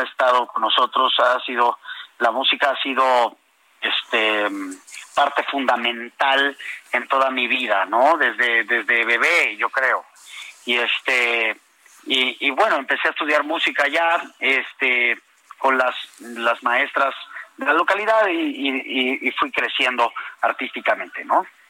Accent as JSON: {"language": "Spanish", "town": "Villahermosa", "region": "Tabasco", "country": "Mexico", "tie": "born or raised there", "also_born_or_lived": "Tapachula, Chiapas", "said": "mis hermanos y yo nacimos en Tapachula, Chiapas, y desde muy chicos crecimos, desde muy chicos crecimos en, Villahermosa, Tabasco."}